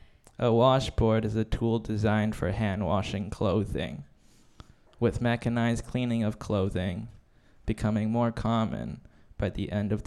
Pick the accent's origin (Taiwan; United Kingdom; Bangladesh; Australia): Taiwan; now in Canada; I'm Taiwanese Canadian. My family immigrated here 20 years ago because China was pointing missiles at our country, and my mom was like, "Fuck that, we're out."